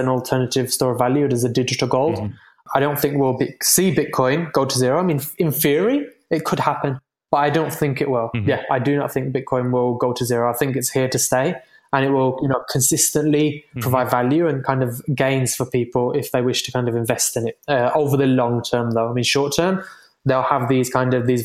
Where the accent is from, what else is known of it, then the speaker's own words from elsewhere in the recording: United Kingdom; moved away; I'm from the UK originally, as you might be able to tell from my accent